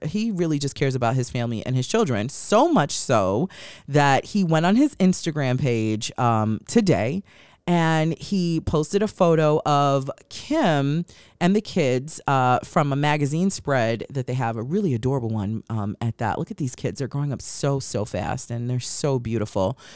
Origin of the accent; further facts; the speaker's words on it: New York, United States; now in Los Angeles, United States; I'm from New York, and living in Los Angeles has been hell looking for a great place for good pizza.